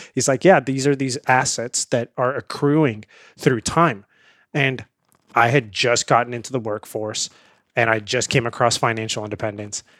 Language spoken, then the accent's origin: English; India; now in United States; I grew up in India